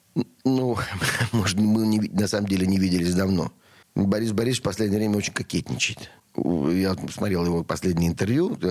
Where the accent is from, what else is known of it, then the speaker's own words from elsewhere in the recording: Russia; я из России в любом месте.